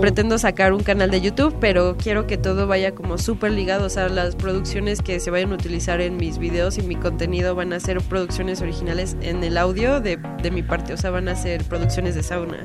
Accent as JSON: {"language": "Spanish", "country": "Mexico", "moved": "yes", "lives_now": "Mexico City, Mexico", "said": "yo soy una provinciana que vino a cumplir sus sueños a la Ciudad de México"}